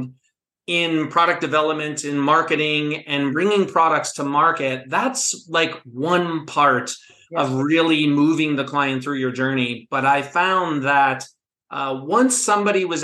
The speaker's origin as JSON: {"language": "English", "town": "Pittsburgh", "region": "Pennsylvania", "country": "United States", "tie": "born or raised there", "moved": "yes", "lives_now": "Asheville, United States", "said": "I'm not originally from the South. I grew up in the Steel City of Pittsburgh, Pennsylvania"}